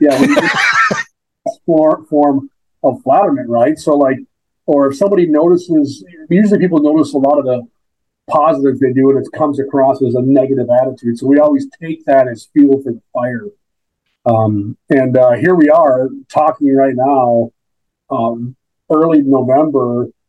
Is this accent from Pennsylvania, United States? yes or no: no; Minnesota, United States; born there; I was born in Minnesota. We moved to Rogers in like 2013, 2014.